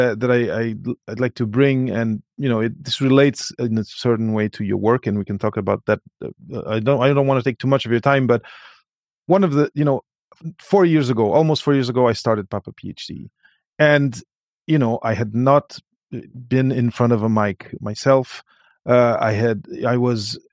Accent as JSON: {"language": "English", "country": "Portugal", "second_language": "English", "moved": "yes", "said": "coming from Portugal, not being a first language, you know, my mother tongue is not English"}